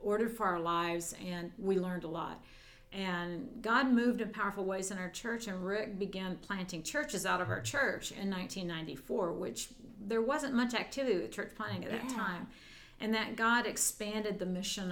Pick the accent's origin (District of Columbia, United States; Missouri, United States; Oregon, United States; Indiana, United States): Missouri, United States; moved away as an adult; also born or lived in Texas / Colorado; I was raised in Missouri